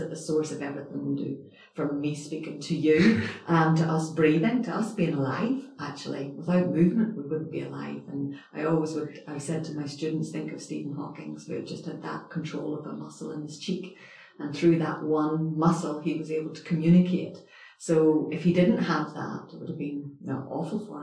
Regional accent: Northern Ireland, United Kingdom; moved away as an adult; also born or lived in Edinburgh; I suppose I'm originally from Northern Ireland

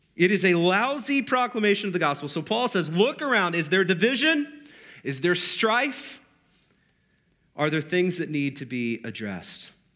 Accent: United States; we're American

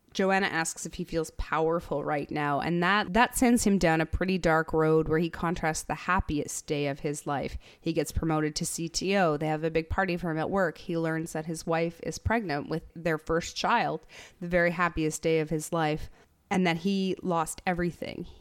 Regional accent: Canada; as a Canadian

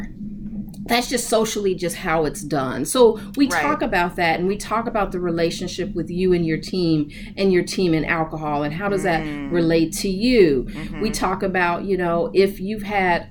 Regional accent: Chicago, Illinois, United States; I grew up in Chicago, still here, mm-hmm. born and raised

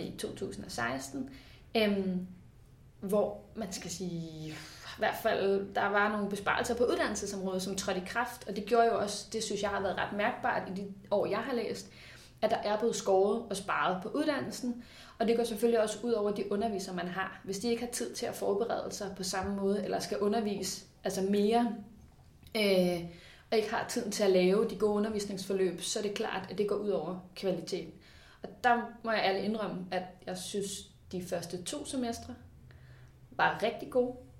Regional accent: Ballerup, Capital Region of Denmark, Denmark; jeg er født ud i Ballerup. Vokset op med min mor og far

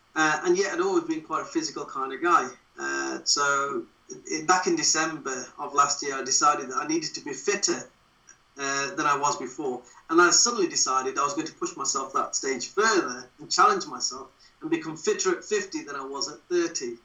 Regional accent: Wolverhampton, West Midlands, United Kingdom; moved away as an adult; now in Derbyshire, United Kingdom; I was born and bred in Wolverhampton, but I've always lived in Derbyshire because that's where I moved to when I joined the police service

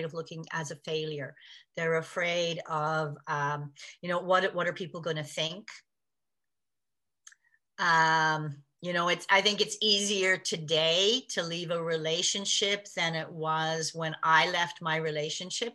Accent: Canada; I was born in Canada

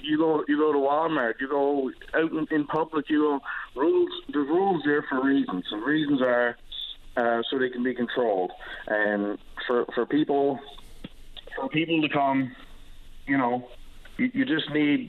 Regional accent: Long Harbour, Newfoundland and Labrador, Canada; moved away; I'm from Long Harbour. I'm no longer a resident of Long Harbour

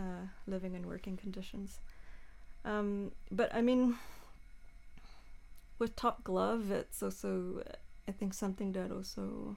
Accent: New Zealand; now in Malmö, Sweden; I mean, I came to Malmö from New Zealand.

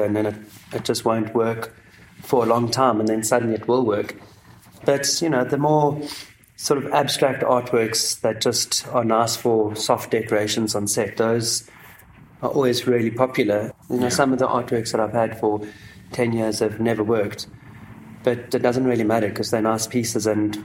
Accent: Grahamstown, Eastern Cape, South Africa; moved away; I come from Grahamstown in the Eastern Cape, so it's quite an arty town.

